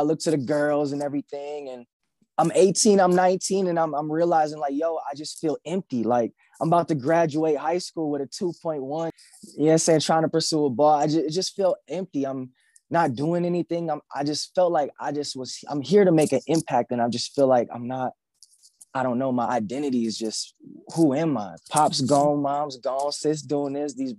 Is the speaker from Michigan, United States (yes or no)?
yes; Grand Rapids, Michigan, United States; I am from Grand Rapids, Michigan, the mighty Midwest.